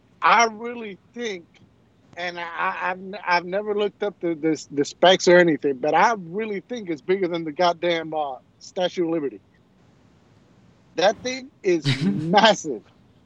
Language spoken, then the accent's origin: English; Puerto Rico; I'm from Puerto Rico.